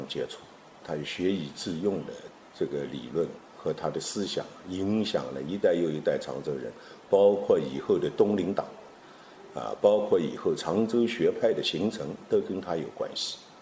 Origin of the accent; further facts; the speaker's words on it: Changzhou, Jiangsu, China; 我们常州人习惯把他叫做景川先生